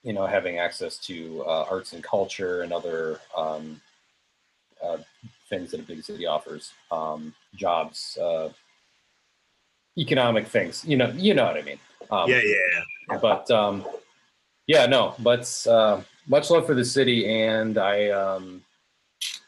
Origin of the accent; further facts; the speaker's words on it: Pewaukee, Wisconsin, United States; also born or lived in Milwaukee, Wisconsin; I'm from Wisconsin, Southeast Wisconsin. I grew up in the city of Pewaukee, as opposed to the village of Pewaukee.